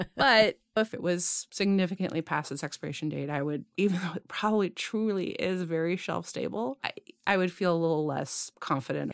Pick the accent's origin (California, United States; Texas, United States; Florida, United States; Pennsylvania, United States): California, United States; Growing up in California